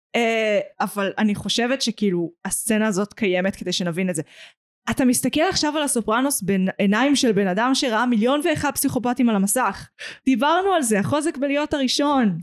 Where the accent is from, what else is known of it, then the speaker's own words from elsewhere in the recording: Israel; בתור ישראלית